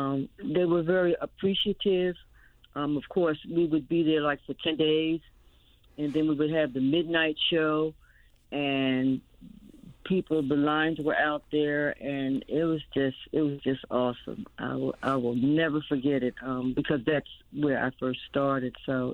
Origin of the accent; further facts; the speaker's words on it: Philadelphia, Pennsylvania, United States; Of course, I was raised in North Philadelphia, so I knew about the whole area.